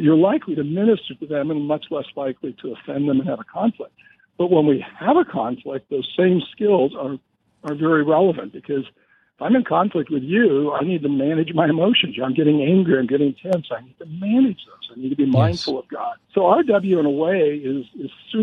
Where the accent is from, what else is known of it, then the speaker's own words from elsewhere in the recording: Montana, United States; also born or lived in California; Born and raised in Montana, also known as the Porch of Heaven.